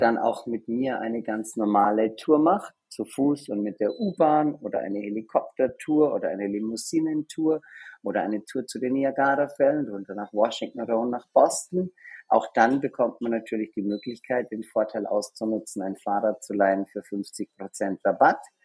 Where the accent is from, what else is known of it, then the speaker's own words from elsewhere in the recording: Germany; accent: Australian; also born or lived in Australia; now in New York, United States; Aber ich mhm. bin eigentlich aus Deutschland